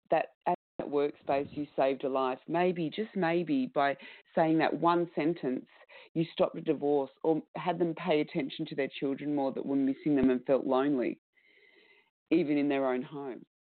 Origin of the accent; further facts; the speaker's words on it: Australia; accent: Australian; It's okay, my Australian accent.